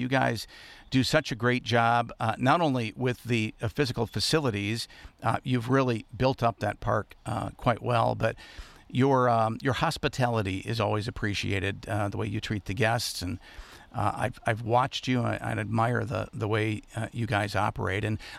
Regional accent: Muskegon, Michigan, United States; the west side of the Lower Peninsula, or a place where I grew up in the Muskegon area.

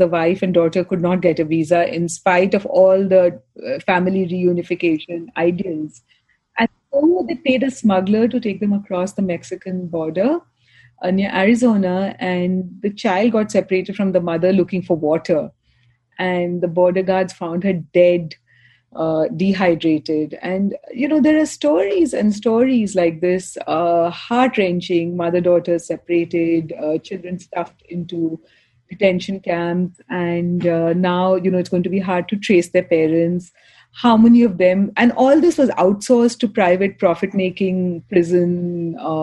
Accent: Kolkata, West Bengal, India; I'm from India, from Calcutta

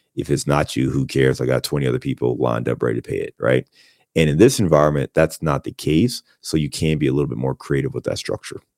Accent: Cleveland, Ohio, United States; also born or lived in Chicago; now in Cincinnati, United States; I'm from Cleveland, born and raised in Cleveland.

